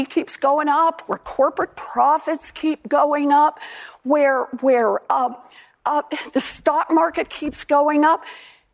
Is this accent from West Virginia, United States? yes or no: no; Oklahoma, United States; moved away; I was born and raised in Oklahoma